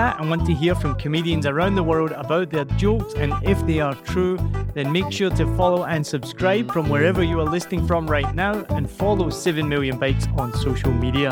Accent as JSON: {"language": "English", "region": "Scotland", "country": "United Kingdom", "also_born_or_lived": "Rhode Island, United States", "accent": "Scottish", "moved": "as an adult", "lives_now": "Vietnam", "said": "I lived here 4 years. I'm from Scotland."}